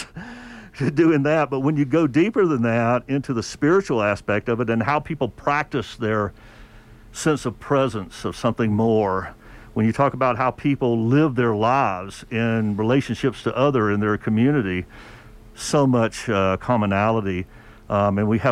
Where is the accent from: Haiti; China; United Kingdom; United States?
United States; the South; I grew up in the South